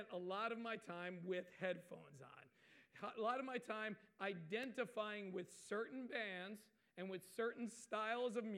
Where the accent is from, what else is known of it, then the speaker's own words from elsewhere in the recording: Waretown, New Jersey, United States; I grew up in Waretown